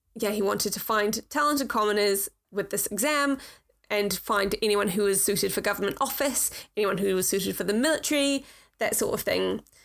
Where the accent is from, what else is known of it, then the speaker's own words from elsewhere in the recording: New Zealand; I come from New Zealand